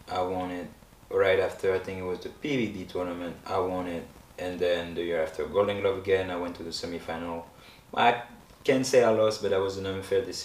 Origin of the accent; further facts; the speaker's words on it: France; moved away as an adult; So imagine I'm from France.